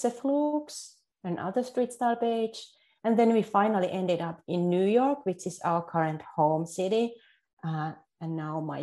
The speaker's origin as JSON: {"language": "English", "country": "Finland", "second_language": "English", "moved": "yes", "said": "I'm originally from Finland, because you can probably hear an accent"}